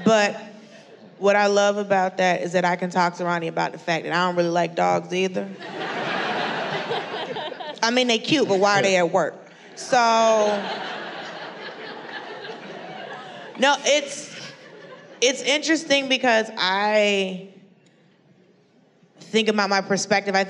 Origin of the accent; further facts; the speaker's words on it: Atlanta, Georgia, United States; I'm from Atlanta